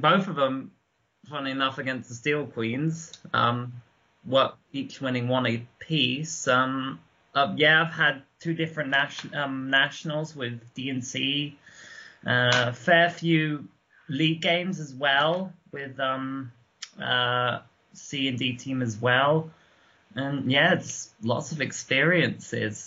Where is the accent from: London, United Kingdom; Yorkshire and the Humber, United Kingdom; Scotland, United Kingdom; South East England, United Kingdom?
South East England, United Kingdom; near Guildford; I grew up obviously near Guildford